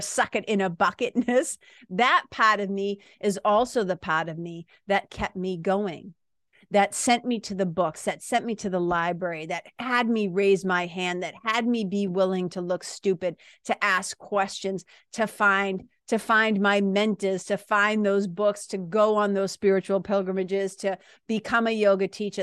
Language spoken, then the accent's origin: English; Lawrence, Massachusetts, United States; accent: Boston accent / Lawrence accent; moved away as an adult; now in New Hampshire, United States; I was a kid from Lawrence, Mass, going to B U